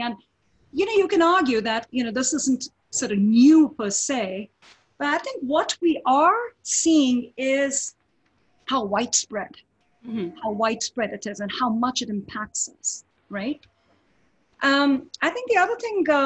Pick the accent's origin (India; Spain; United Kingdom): India; moved away as an adult; now in United States; I grew up in India, you know, I was born in India, grew up there.